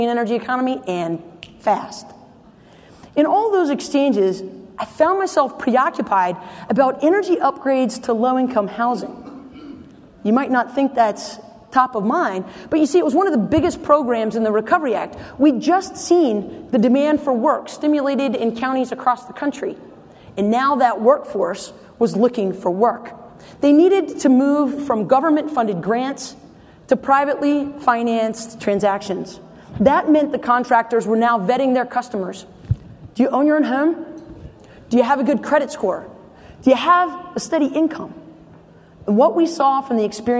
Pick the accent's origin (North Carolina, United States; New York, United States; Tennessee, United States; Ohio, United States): North Carolina, United States; In my home state of North Carolina